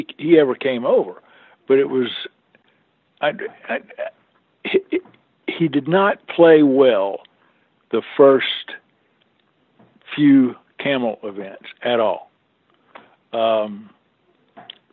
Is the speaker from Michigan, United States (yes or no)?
no; Greensboro, North Carolina, United States; Greensboro, North Carolina, my hometown of all places